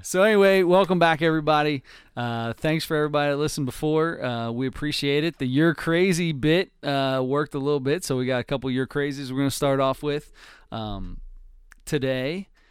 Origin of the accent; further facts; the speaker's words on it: Cincinnati, Ohio, United States; we are from Cincinnati, Ohio